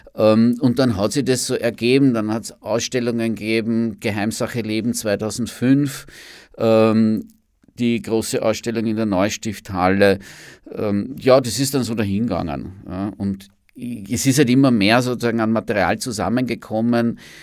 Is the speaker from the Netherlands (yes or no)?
no; Amstetten, Lower Austria, Austria; moved away as an adult; now in Vienna, Austria; ich bin zum Studieren nach Wien gekommen, Anfang der 1980er Jahre. Da kann man sich jetzt auch ungefähr ausrechnen, wie alt ich bin. Ja. Und äh, und äh, bin ursprünglich in Amstetten geboren